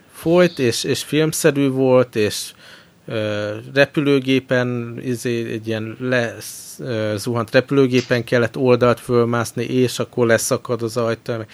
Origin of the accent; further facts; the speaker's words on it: Hungary; csak magyarok vagyunk